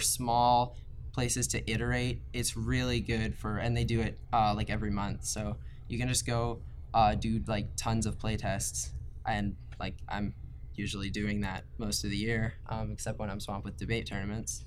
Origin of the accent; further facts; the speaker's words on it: right outside of Baltimore, Maryland, United States; I'm from Maryland, like right outside of Baltimore